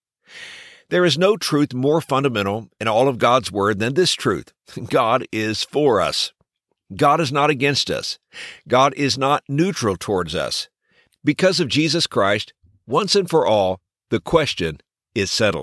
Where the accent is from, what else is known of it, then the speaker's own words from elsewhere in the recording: Texas, United States; When I was growing up in Texas, I was blessed to be a part of a great church